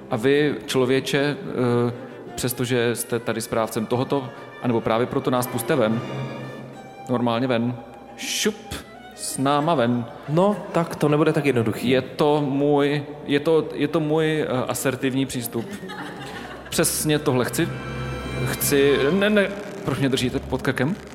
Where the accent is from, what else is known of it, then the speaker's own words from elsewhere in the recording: Moravia, Czechia; Já jsem z Moravy.